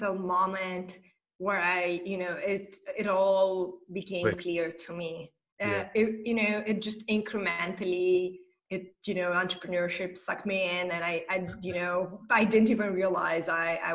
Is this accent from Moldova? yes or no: yes; Moldova; moved away as an adult; now in Romania; I'm originally from Republic of Moldova, and I moved to Romania a few years ago.